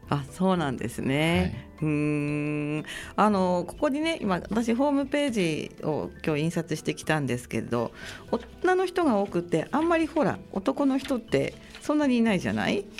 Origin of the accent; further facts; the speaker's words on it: Sendai, Miyagi, Japan; 愛宕中の出身